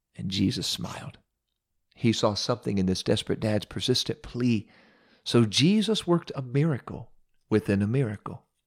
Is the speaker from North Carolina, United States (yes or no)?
no; Ohio, United States; my home state of Ohio